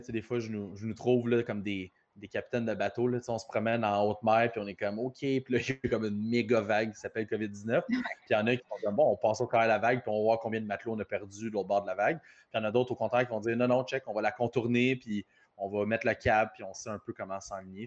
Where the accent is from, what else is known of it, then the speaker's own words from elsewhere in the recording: Repentigny, Quebec, Canada; je suis natif de Repentigny